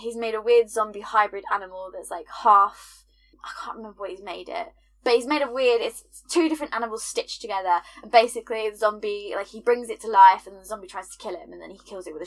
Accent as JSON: {"language": "English", "country": "United Kingdom", "said": "the last two generations have been raised British"}